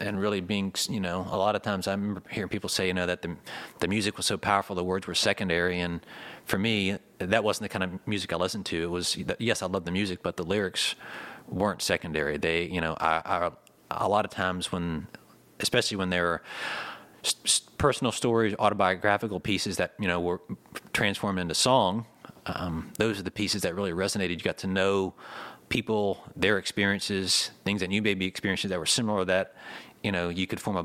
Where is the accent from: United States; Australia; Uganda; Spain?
United States; St. Augustine, Florida; growing up in St. Augustine